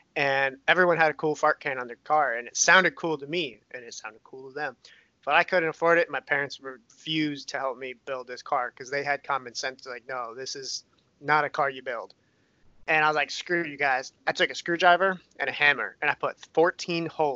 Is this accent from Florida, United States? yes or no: no; Hawaii, United States; also born or lived in Romania; I'm from Hawaii